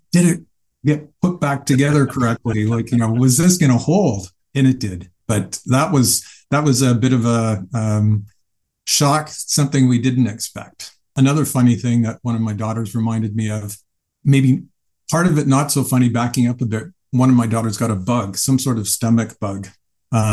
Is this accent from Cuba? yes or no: no; Canada; I'm from Canada